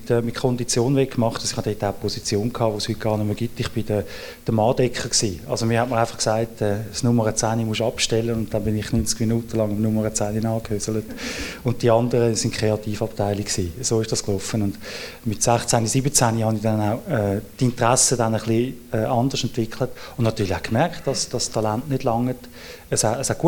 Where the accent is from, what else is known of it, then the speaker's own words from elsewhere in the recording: Switzerland; Ähm, ich bin als, äh, als Schweizer und dann als Gymnasiast äh, wirklich doppelt in der Minderheit gewesen.